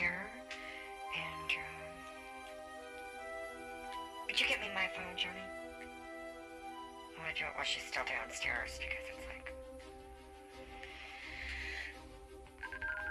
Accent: Las Vegas, Nevada, United States; I'm from Vegas.

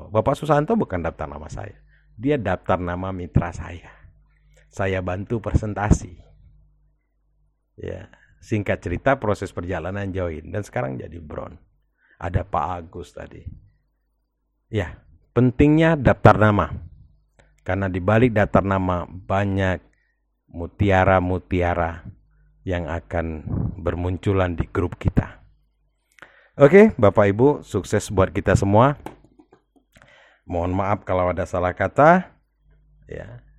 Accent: Palembang, South Sumatra, Indonesia

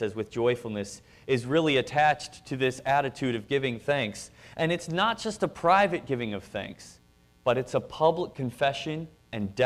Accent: Wisconsin, United States; we're from Wisconsin

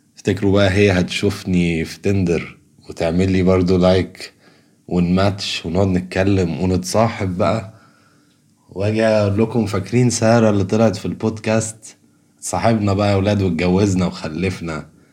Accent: Egypt; كمصريين وكعرب

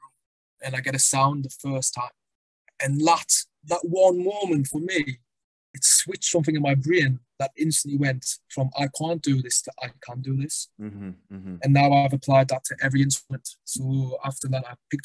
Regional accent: Sunderland, North East England, United Kingdom; accent: northern; moved away as an adult; also born or lived in London; I come from the northeast of England.

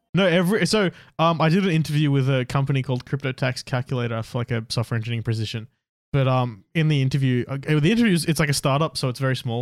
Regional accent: Australia; we're Australian

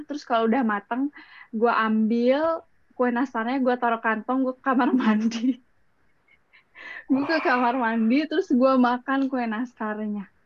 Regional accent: West Java, Indonesia; karena gue orang Sunda, kalau karena gue orang Sunda

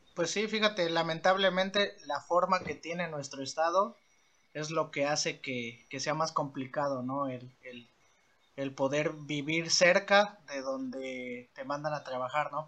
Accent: Orizaba, Veracruz, Mexico; igualmente nací en Orizaba

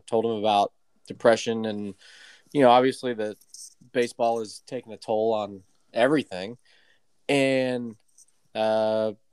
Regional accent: United States; We're American.

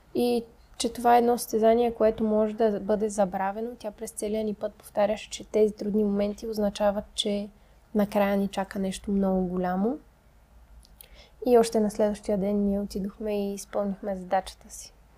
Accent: Sofia, Sofia City, Bulgaria; само аз и Мади сме от София

